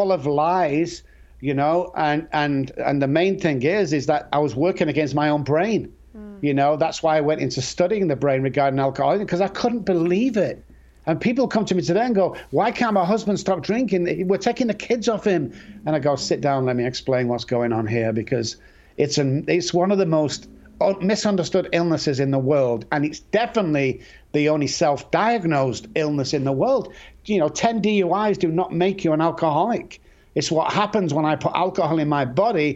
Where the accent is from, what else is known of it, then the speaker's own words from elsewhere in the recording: Manchester, North West England, United Kingdom; I grew up in Manchester.